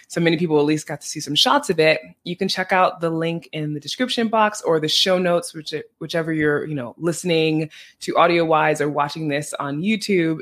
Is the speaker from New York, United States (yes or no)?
yes; New York City, New York, United States; now in Iceland; I'm from New York City